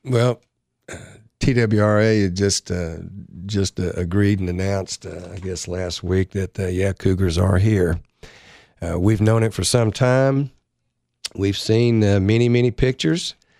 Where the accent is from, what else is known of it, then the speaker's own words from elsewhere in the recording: Florida, United States; moved away; I grew up in Florida